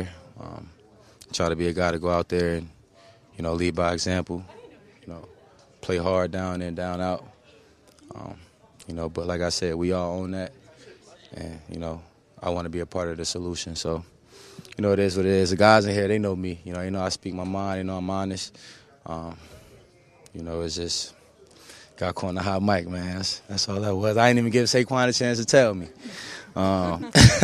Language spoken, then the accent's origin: English; New Jersey, United States; I'm from Jersey